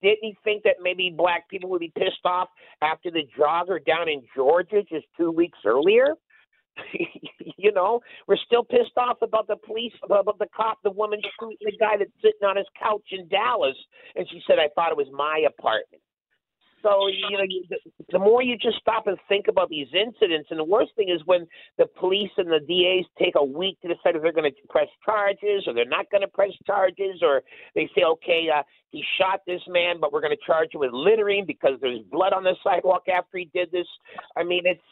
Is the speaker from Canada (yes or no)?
yes; Winnipeg, Manitoba, Canada; Winnipeg, my hometown